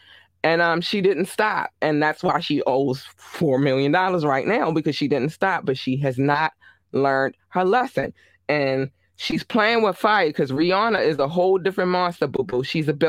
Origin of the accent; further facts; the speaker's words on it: Baltimore, Maryland, United States; I remember I was in, because I'm from Baltimore, Maryland.